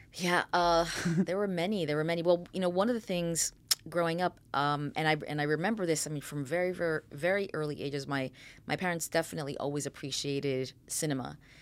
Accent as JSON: {"language": "English", "town": "New York City", "region": "New York", "country": "United States", "tie": "born or raised there", "also_born_or_lived": "Fairfield, New Jersey", "moved": "yes", "said": "I was born in the Bronx."}